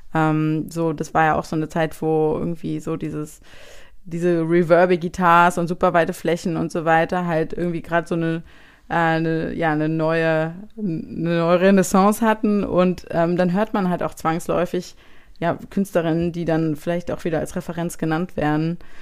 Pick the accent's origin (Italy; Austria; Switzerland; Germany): Germany; Frankenberg, Hesse; now in Hamburg, Germany; ich bin halt äh, ursprünglich aufgewachsen in Frankenberg, was sozusagen noch kleiner ist als Marburg